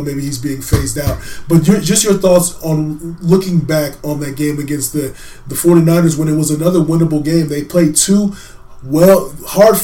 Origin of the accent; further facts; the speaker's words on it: California, United States; now in Phoenix, United States; I grew up in California